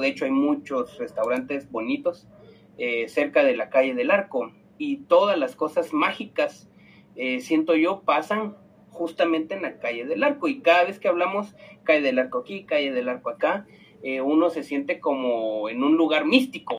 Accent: Antigua Guatemala, Sacatepéquez, Guatemala; yo soy de la Antigua

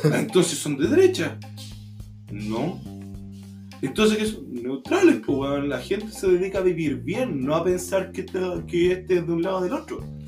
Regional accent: Chile

